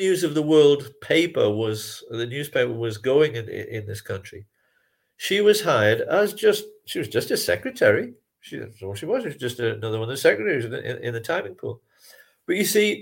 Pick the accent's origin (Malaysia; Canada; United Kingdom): United Kingdom; England; as an Englishman